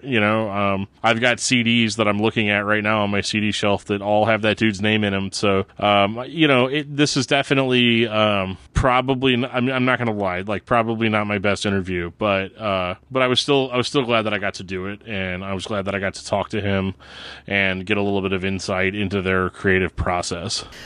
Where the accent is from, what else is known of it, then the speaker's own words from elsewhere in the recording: United States; also born or lived in St. Louis; as an American